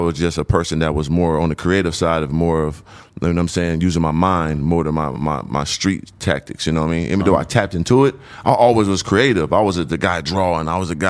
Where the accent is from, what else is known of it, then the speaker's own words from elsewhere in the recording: San Diego, California, United States; moved away; also born or lived in Phoenix, Arizona; originally I was born and raised in Southeast San Diego.